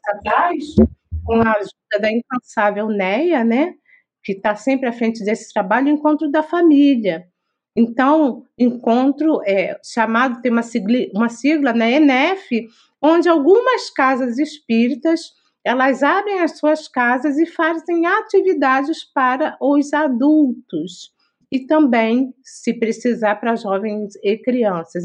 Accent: Rio de Janeiro, Brazil; nós somos do Rio de Janeiro

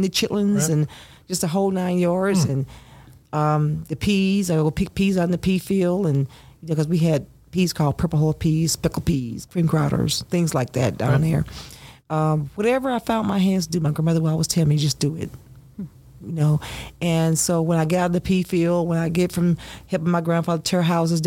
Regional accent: Longview, Texas, United States; accent: Southern; also born or lived in Louisiana; now in Fairborn, United States; my grandmother, my grandfather, they raised me from a baby. I was born in a house, and we moved to East Texas. And so in East Texas, we lived in Longview, Texas

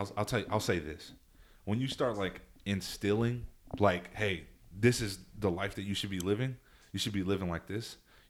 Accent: Texas, United States; I'm from Texas.

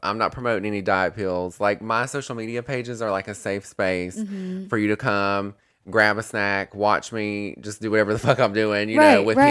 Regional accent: North Carolina, United States; We're from North Carolina, honey.

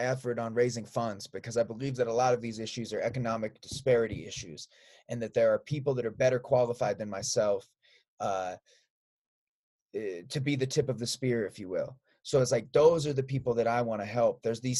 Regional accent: Des Moines, Iowa, United States; moved away; also born or lived in Chicago; I grew up in Des Moines and lived in Chicago for a long time.

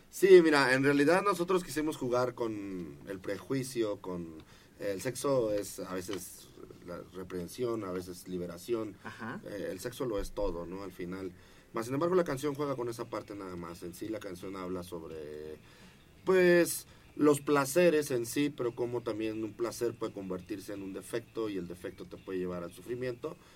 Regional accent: Michoacán, Mexico; Aparte venimos de Michoacán

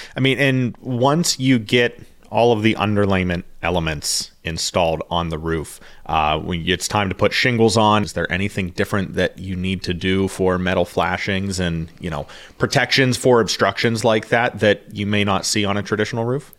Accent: Pittsburgh, Pennsylvania, United States; growing up in the Pittsburgh area

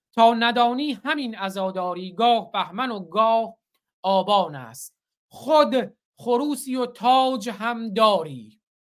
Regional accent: Bakhtiari homeland, Iran; زادگاه من همون زادگاه بختیاره

